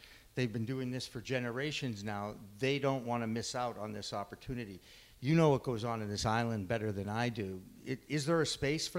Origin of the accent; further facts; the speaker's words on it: Massachusetts, United States; I'm from Massachusetts after all